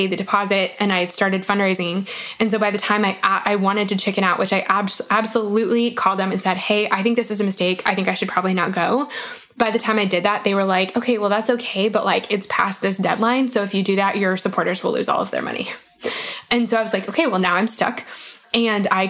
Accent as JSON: {"language": "English", "region": "Colorado", "country": "United States", "said": "I'm from Colorado. I'm the worst Coloradan ever."}